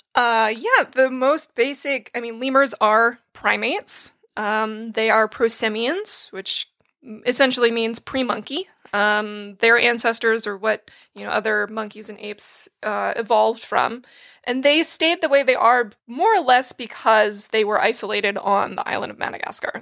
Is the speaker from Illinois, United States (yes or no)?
no; North Attleboro, Massachusetts, United States; moved away; also born or lived in Pennsylvania; I am from North Attleboro, Massachusetts, and I went to school in Pennsylvania